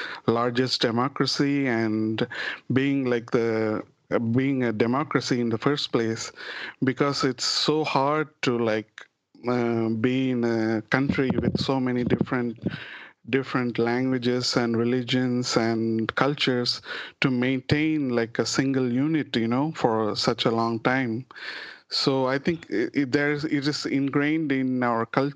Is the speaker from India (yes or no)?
yes; India; now in United States; we are more considering to be Indian